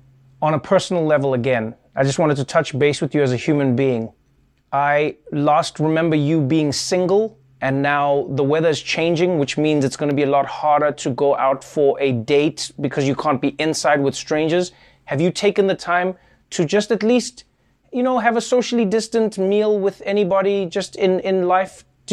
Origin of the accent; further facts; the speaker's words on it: New York, United States; And I know as a New Yorker